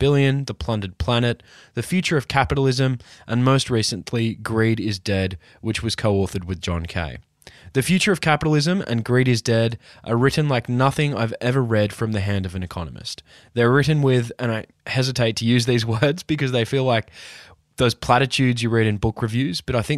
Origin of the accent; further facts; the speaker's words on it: Newcastle, New South Wales, Australia; I was born and raised in Newcastle, Australia